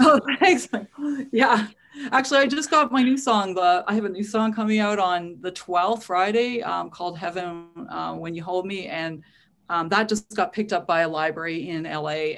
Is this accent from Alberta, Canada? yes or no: no; Winnipeg, Manitoba, Canada; also born or lived in Toronto; I was born in Toronto, but I grew up and was raised in Winnipeg